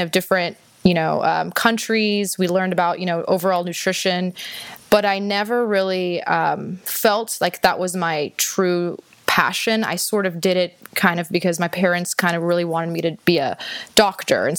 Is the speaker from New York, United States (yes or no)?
no; Houston, Texas, United States; also born or lived in Austin, Texas; I was born and raised in Houston, Texas.